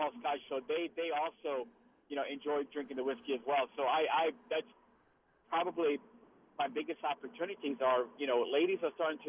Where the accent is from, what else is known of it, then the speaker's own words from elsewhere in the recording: Morgan City, Louisiana, United States; I grew up in the American Legion in Morgan City at post 96.